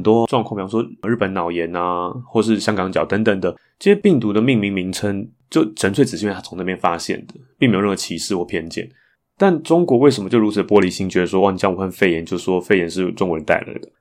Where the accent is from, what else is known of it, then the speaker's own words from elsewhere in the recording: Taiwan; 从小就在台湾长大